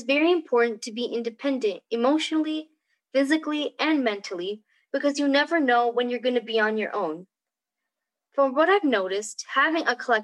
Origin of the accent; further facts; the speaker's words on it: Albuquerque, New Mexico, United States; I was born and brought up in Albuquerque, Mexico, to an Indian family